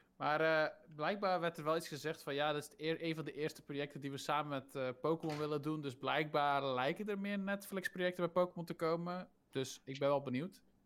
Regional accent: Zeeland, Netherlands; ik ben een Zeeuw en wij zijn net zoals Fries

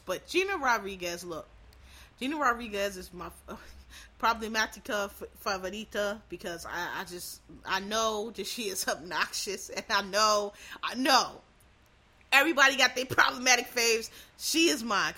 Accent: Philadelphia, Pennsylvania, United States; I'm from Philadelphia, born and raised

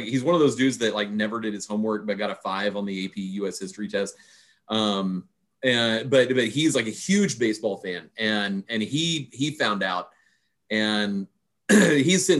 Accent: Pasadena, Texas, United States; I grew up in Pasadena

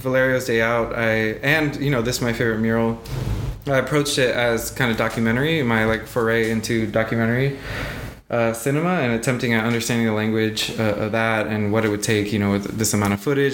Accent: Miami, Florida, United States; now in New Orleans, United States; us growing up in Miami

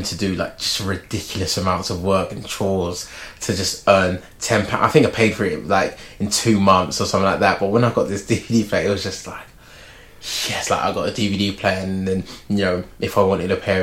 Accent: London, United Kingdom; where I grew up like near Finsbury Park

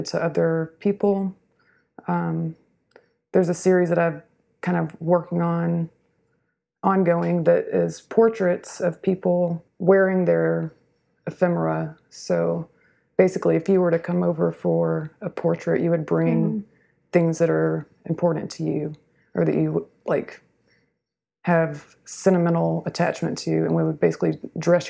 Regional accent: a small town in Georgia, United States; moved away as an adult; now in Houston, United States; I am from a small town in Georgia, and moved here in 2004 for grad

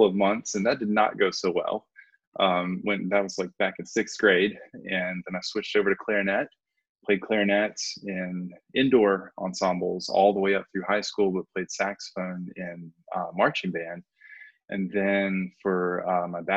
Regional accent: Haywood County, North Carolina, United States; I grew up here in Haywood County

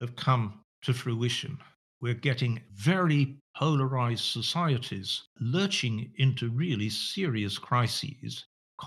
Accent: Sheffield, Yorkshire and the Humber, United Kingdom; I was born in Sheffield, which is now the poorest city in the whole of England

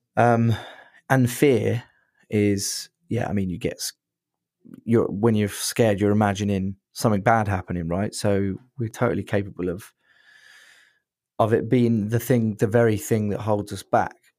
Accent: Brighton, South East England, United Kingdom; I'm from Brighton

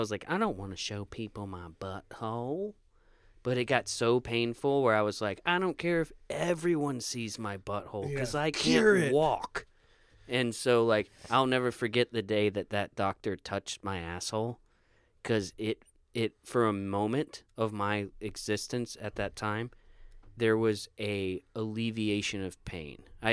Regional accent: Florida, United States; No, I was there from the time I was a kid to like 21.

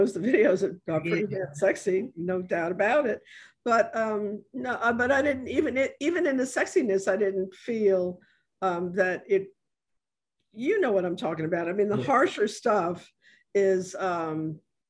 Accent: New York, United States; moved away as an adult; now in New Orleans, United States; I'm originally from New York and I've been here for more years now than I lived in New York, but I lived up until I was 30 in New York.

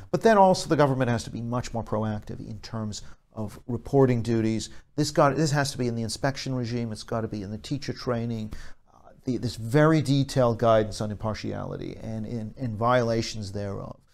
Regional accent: Canada; I'm from Canada

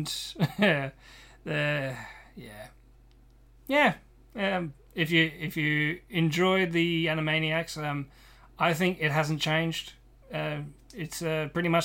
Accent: Australia; I'm Australian

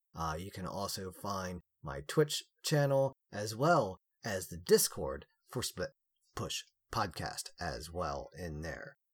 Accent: United States; we are all American

